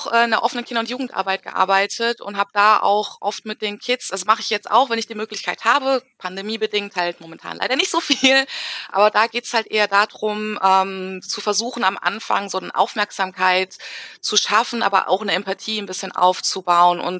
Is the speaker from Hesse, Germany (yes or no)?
yes; Frankfurt, Hesse, Germany; also born or lived in Wiesbaden; Und dann sage ich halt, ah ja, ich komme aus Frankfurt. Und dann geht's halt los, ne? Wo bist du denn geboren? Dann sage ich, ah ja, in Wiesbaden.